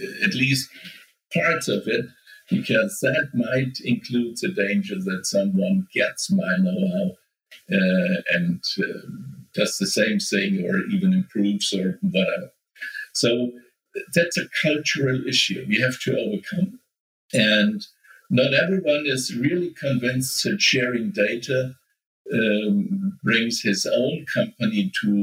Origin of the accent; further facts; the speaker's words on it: Nuremberg, Bavaria, Germany; the startup incubator here in my hometown, Nuremberg